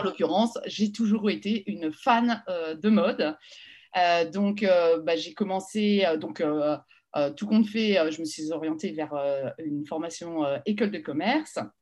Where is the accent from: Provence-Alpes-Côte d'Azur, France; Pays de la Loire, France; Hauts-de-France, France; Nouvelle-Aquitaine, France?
Hauts-de-France, France; the Nord; also born or lived in Paris; now in Lille, France; je suis parisienne d'origine, mmh. mais mes parents ont, rejoint le Nord, je devais avoir un an, donc en fait, jusqu'à mes 17 ans, jusqu'au bac, je suis restée dans le Nord.